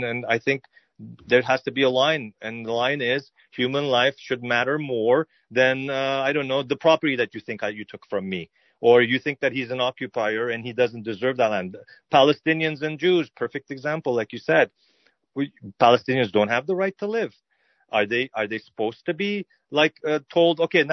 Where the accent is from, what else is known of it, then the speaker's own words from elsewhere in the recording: Canada; as an Armenian growing up in Canada, my parents were born in Beirut